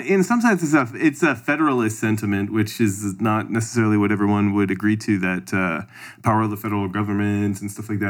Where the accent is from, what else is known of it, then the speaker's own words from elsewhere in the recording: Canada; I'm from Canada